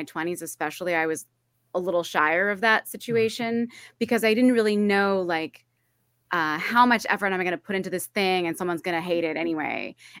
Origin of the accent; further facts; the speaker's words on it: California, United States; The short version of the long story is that I'm from California. I moved around a lot as a kid, but I'm from California.